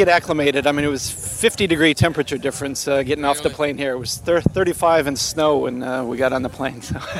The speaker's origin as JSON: {"language": "English", "region": "Wisconsin", "country": "United States", "said": "I'm from Wisconsin."}